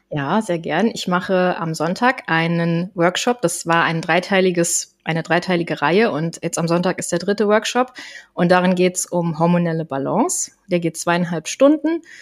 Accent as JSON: {"language": "German", "town": "Koblenz", "region": "Rhineland-Palatinate", "country": "Germany", "said": "ich bin 35 Jahre, ich komme aus Koblenz"}